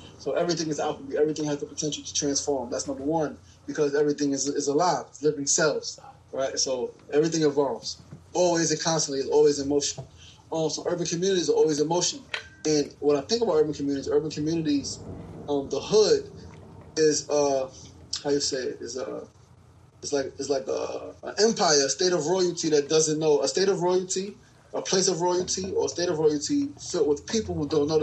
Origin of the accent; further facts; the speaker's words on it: New York City, New York, United States; also born or lived in South Jamaica, Queens; born and raised in Queens, New Yorker, born in South Jamaica, Queens, really raised in Queensburg